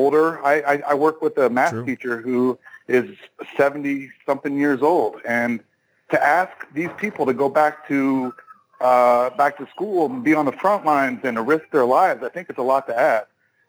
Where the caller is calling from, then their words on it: Austin, Texas, United States; I'm calling from Austin, Texas.